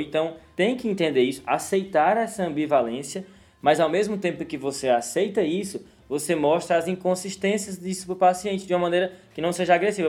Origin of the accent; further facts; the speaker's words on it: Northeast Region, Brazil; Eu sou do Nordeste